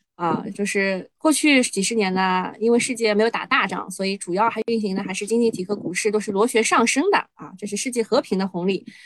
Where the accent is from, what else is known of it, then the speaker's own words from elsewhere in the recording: China; 作为中国人